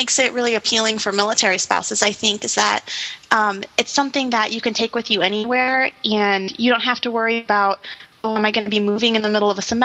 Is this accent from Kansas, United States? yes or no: yes; Kansas, United States; moved away as an adult; now in Maryland, United States; I'm originally from Kansas. I'm a long way from home